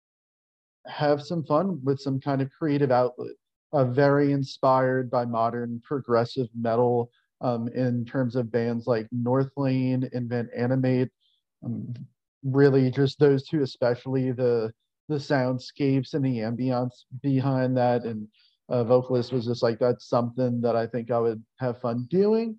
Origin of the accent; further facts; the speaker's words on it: New Orleans, Louisiana, United States; moved away as an adult; now in Mississippi, United States; I'm born and raised in New Orleans, relocated to Mississippi a few years ago.